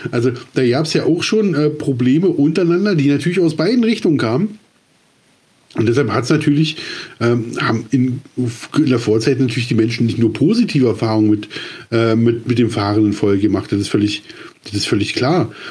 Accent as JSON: {"language": "German", "region": "East Germany", "country": "Germany", "said": "Genau. Oder, ich, oder als Ossi, ja, ja, ist so, Entschuldigung, kommen damit klar."}